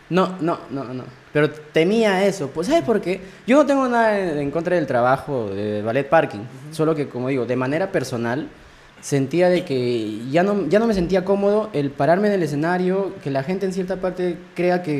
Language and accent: Spanish; Lima, Peru; also born or lived in Huancayo, Junín, Peru / San Jerónimo, Junín, Peru; Sí, me trajeron como que a los ocho años.